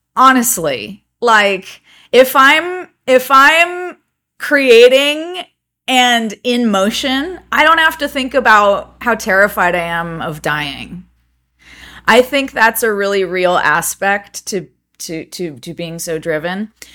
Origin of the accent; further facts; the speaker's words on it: Montecito, California, United States; also born or lived in Los Angeles, California; I was born in Montecito, California